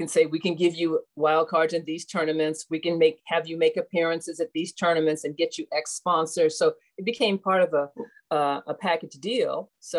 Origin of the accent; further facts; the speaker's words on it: Cleveland, Ohio, United States; So I grew up in Cleveland as well. So at Forest City Tennis